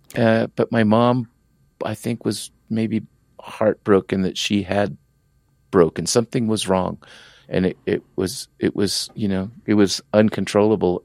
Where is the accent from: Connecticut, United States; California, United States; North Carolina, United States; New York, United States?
California, United States; San Diego; accent: strong Tijuana accent; also born or lived in Tijuana, Mexico; the barrio I grew up in, of course I was born in Tijuana, but you know, we, we settled in Southeast San Diego